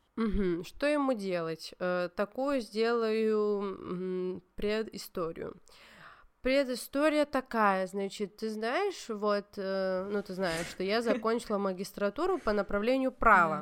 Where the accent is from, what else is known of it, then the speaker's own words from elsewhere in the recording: Georgia; я грузинка